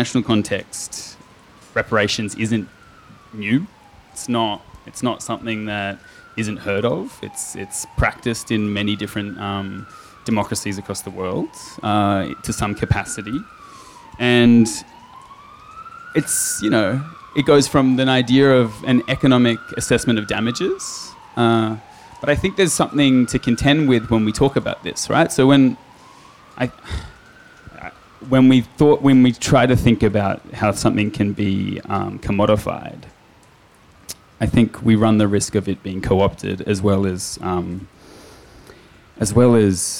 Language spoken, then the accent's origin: English; Sydney, New South Wales, Australia; I grew up in Redfern. I grew up on the block.